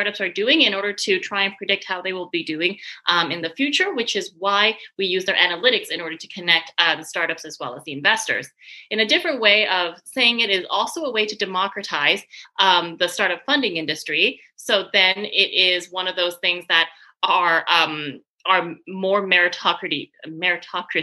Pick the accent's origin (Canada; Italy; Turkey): Canada; moved away as an adult; also born or lived in Paris / Montreal; now in San Francisco, United States; I'm Canadian. I'm originally from Canada